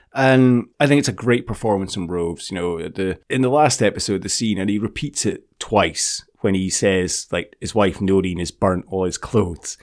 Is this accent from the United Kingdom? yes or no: yes; Scotland, United Kingdom; we're Scottish